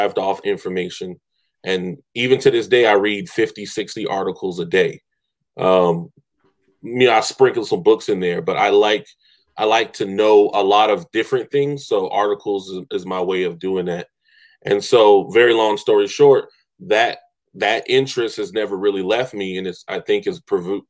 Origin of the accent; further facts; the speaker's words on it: Charleston, South Carolina, United States; I came from Morningside Middle School, which is in the middle of the hood.